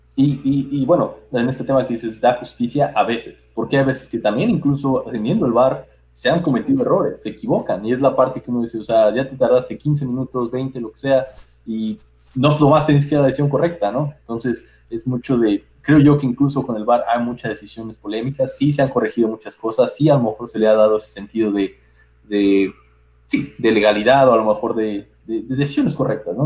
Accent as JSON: {"language": "Spanish", "country": "Mexico", "said": "como mexicano"}